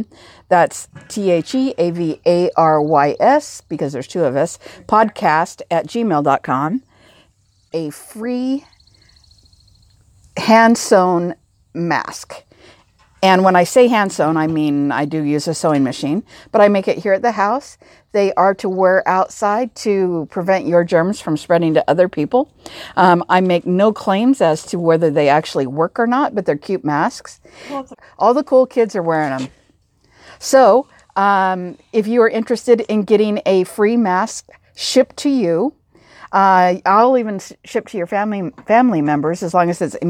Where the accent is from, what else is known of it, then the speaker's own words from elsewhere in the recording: Pacific Northwest, United States; I'm from the Pacific Northwest